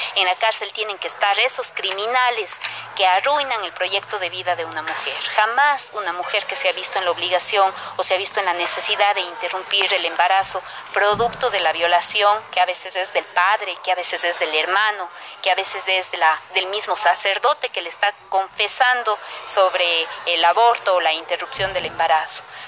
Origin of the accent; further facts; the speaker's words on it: Cuenca, Azuay, Ecuador; yo soy cuencana, doctora en jurisprudencia